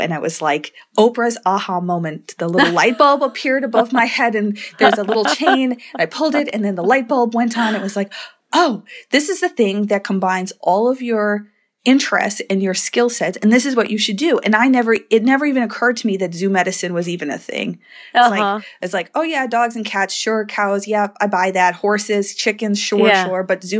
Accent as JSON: {"language": "English", "region": "Wisconsin", "country": "United States", "tie": "born or raised there", "said": "In Wisconsin."}